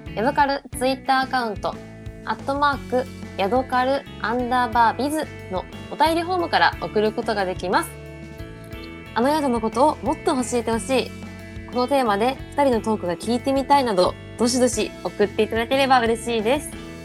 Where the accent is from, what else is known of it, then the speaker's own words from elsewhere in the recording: Hokkaido, Japan; moved away; 私も地元北海道ですけど